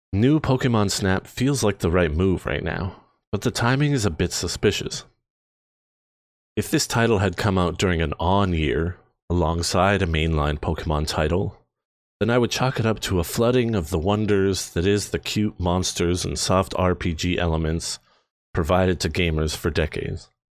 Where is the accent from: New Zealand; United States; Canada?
Canada; We are from Canada. I'm proud to be Canadian